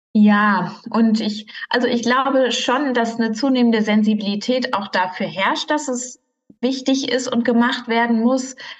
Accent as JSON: {"language": "German", "town": "Marl", "region": "North Rhine-Westphalia", "country": "Germany", "tie": "born or raised there", "also_born_or_lived": "Münster", "said": "ich bin ja aufgewachsen im Ruhrgebiet in Mahl, ähm, dort geboren und groß geworden"}